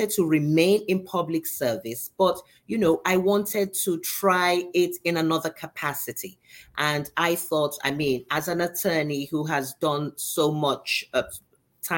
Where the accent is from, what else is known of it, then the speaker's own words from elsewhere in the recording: Nigeria; moved away as an adult; also born or lived in London, United Kingdom; now in Miami, United States; even though I was not born in Nigeria, I was taken there as a little child, and I did most of my education in Nigeria